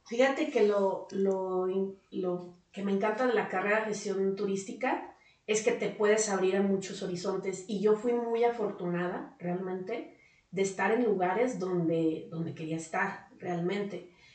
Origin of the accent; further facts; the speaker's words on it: Guadalajara, Jalisco, Mexico; moved away as an adult; now in Aguascalientes, Mexico; tuve una infancia muy bonita eh, donde conocí muchísima gente como te digo pero además pues la viví en Guadalajara